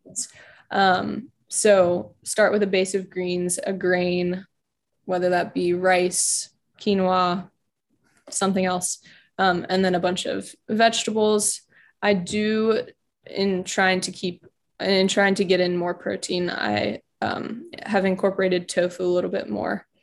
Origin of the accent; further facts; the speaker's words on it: Richmond, Virginia, United States; now in Charlottesville, United States; I am from Richmond, so only an hour from home.